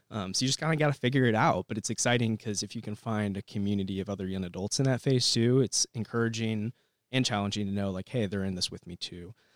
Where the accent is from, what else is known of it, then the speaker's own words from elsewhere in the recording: Bloomington, Illinois, United States; I grew up in Bloomington, Normal, moved here when I was six, so basically grew up here